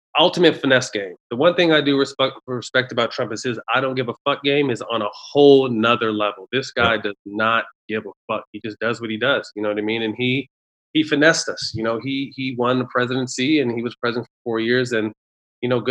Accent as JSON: {"language": "English", "town": "Sacramento", "region": "California", "country": "United States", "tie": "born or raised there", "also_born_or_lived": "Bay Area, California", "said": "I moved from the Bay Area to Sacramento. So I went at about 8 years old"}